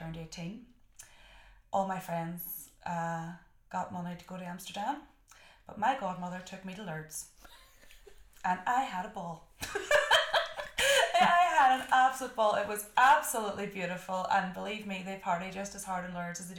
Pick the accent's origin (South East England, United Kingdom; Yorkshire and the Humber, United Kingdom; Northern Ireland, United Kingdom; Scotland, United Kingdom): Northern Ireland, United Kingdom; Derry; I'm from Derry.